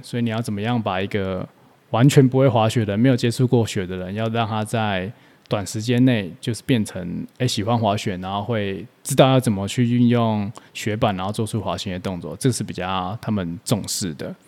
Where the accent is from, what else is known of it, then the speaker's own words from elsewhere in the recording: Taipei, Taiwan; 我在台北长大